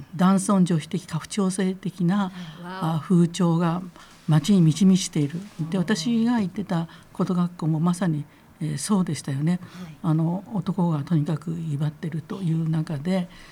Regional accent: Kitakyushu, Fukuoka, Japan; moved away; 私が実際に育ったところはですね、はい、えー、すぐ近くに炭 鉱がありましたもう今ありませんけどね。で炭鉱があったしそれからえー、若松というところの町

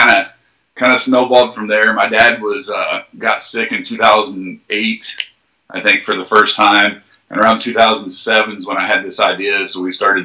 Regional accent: Crothersville, Indiana, United States; I'm originally from Jackson County, a small town called Crothersville High School is where I went to high school at.

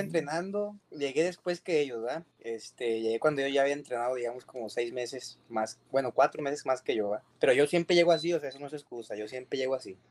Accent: Durango, Mexico; now in Monterrey, Mexico; Soy de Durango, de la Sierra de Durango, allá de Novidad Durango, donde, donde casi es así, así le dicen polvideal

